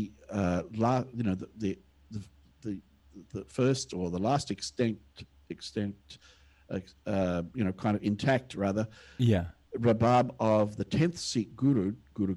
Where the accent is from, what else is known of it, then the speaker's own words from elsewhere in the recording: Australia; also born or lived in India; now in Singapore; here I am an Australian, here I am, a white Australian